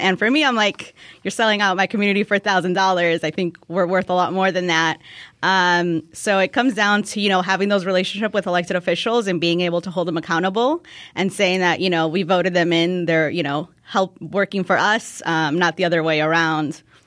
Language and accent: English; Park City, Illinois, United States; I grew up in Park City